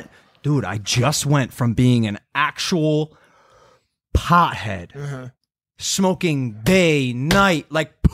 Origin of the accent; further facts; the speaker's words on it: Midwest, United States; I'm from the Midwest